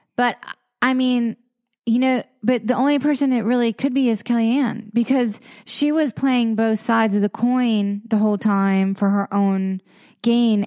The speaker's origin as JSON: {"language": "English", "region": "the South", "country": "United States", "tie": "born or raised there", "said": "I grew up in a in a in the South"}